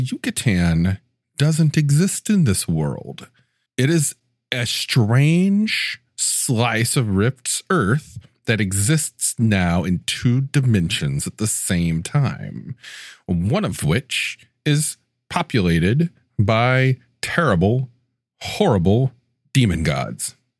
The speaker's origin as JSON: {"language": "English", "town": "Mobile", "region": "Alabama", "country": "United States", "tie": "born or raised there", "said": "my hometown of Mobile, Alabama"}